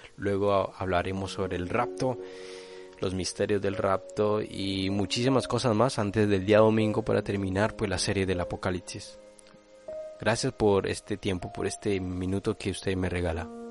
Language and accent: Spanish; Colombia; now in Spain; en mi país, en Colombia, yo soy colombiano, pero actualmente vivo en España